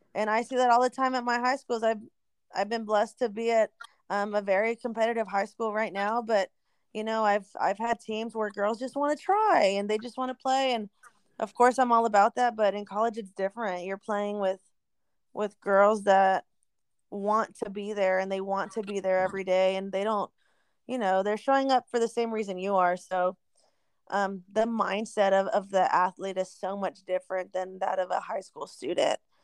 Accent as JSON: {"language": "English", "town": "Eagle Pass", "region": "Texas", "country": "United States", "tie": "born or raised there", "moved": "yes", "lives_now": "San Antonio, United States", "said": "I'm from Eagle Pass, Texas"}